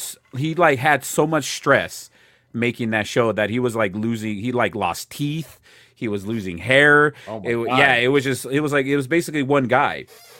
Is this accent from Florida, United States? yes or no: no; New Jersey, United States; You know, I'm from New Jersey.